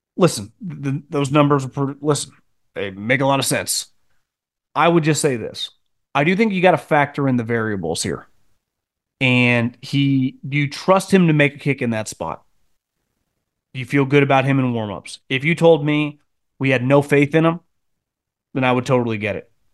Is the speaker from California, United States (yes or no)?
no; Chicago, Illinois, United States; I'm from Chicago